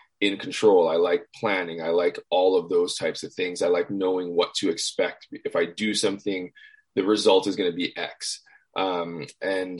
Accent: Hawaii, United States; moved away as an adult; I grew up in Hawaii

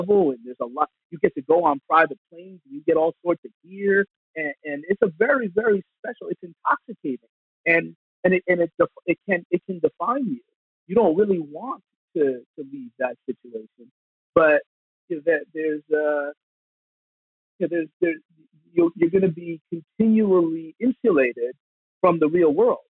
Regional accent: New York area, New Jersey, United States; I come from New Jersey, New York area.

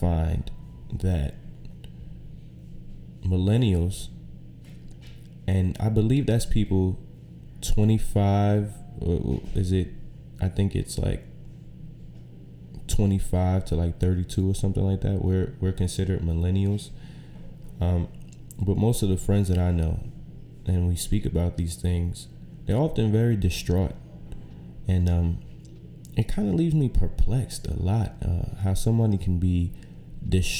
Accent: New York City, New York, United States; also born or lived in Syracuse, New York; I'm from right here, from Brooklyn, New York. Grew up here

